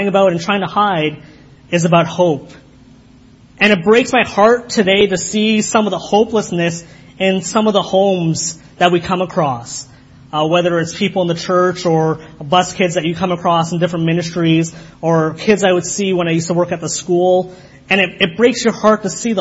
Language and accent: English; Kitchener, Ontario, Canada; I was raised in Kitchener, but I was raised by Guyanese parents, so it's a different culture